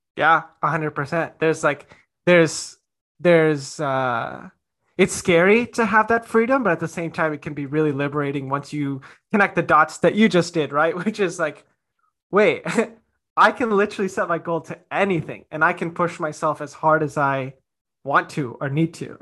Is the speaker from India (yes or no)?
yes; India; as an Indian